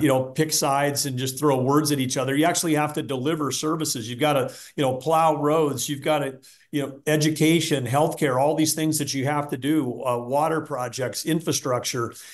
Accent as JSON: {"language": "English", "town": "Arthur", "region": "North Dakota", "country": "United States", "tie": "born or raised there", "said": "I grew up in this town, Arthur, North Dakota, three hundred people."}